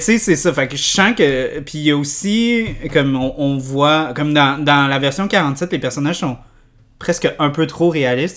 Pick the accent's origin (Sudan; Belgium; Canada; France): Canada; nous, on est, quand on est enfant, on est Canadien